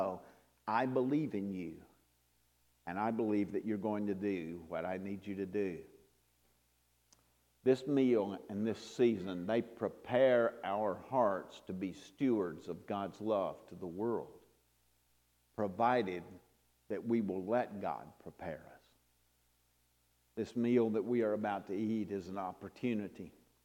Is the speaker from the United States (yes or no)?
yes; North Carolina, United States; I'm not from New Orleans, I'm from North Carolina